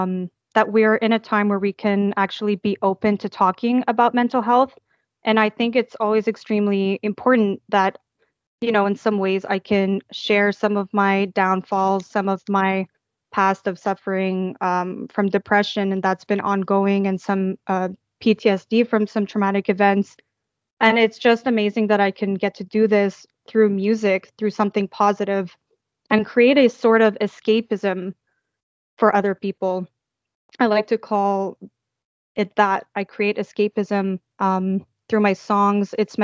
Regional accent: Toronto, Ontario, Canada; now in Montreal, Canada; moved right back to Montreal, where I'm from Toronto to Montreal, just to make ends meet.

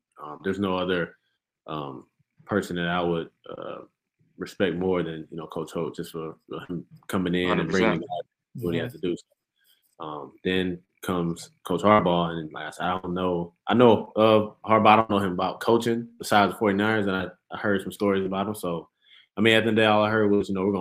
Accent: the South, United States; so I'm from the South

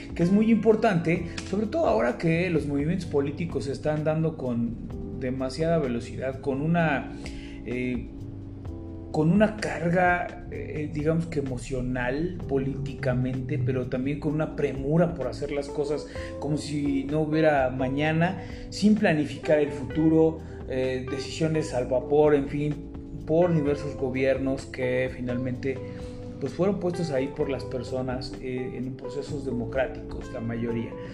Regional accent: Mexico; ciudadanos mexicanos

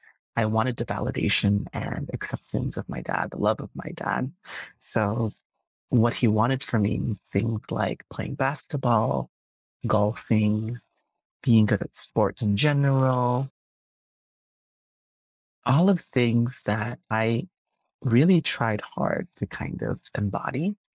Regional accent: Malaysia; I think one, there is a very distinct experience being Malaysian Chinese, because we have this thing, especially being a Malaysian Chinese man

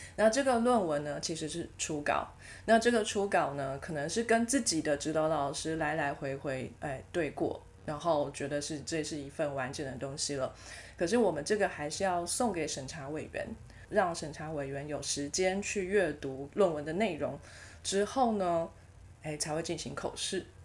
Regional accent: Taiwan; accent: Taiwanese accent; also born or lived in United Kingdom / United States; 我不想要改我的台湾口音

